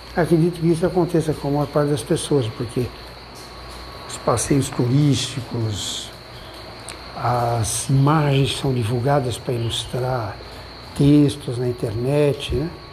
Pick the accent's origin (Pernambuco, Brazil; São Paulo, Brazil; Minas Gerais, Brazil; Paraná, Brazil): São Paulo, Brazil; eu sou de São Paulo, vivo eh, grande parte do tempo numa megalópole